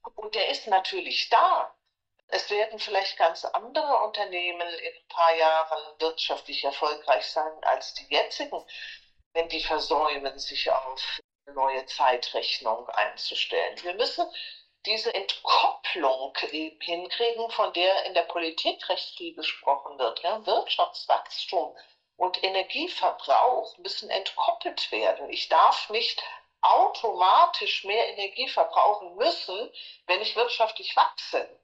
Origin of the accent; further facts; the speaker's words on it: Frankfurt, Hesse, Germany; moved away; also born or lived in United States; Ich komme aus Frankfurt